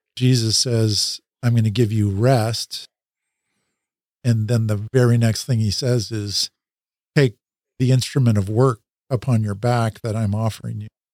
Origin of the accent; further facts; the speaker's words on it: Salem, Oregon, United States; moved back, uh, to my hometown where my wife and I, my high school sweetheart that I married, um, where we had grown up